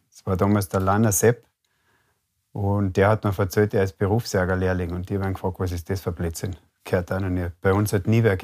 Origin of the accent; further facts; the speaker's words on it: Carinthia, Austria; ich bin gebürtiger Kärntner, aufgewachsen an einem Bergbauernbetrieb.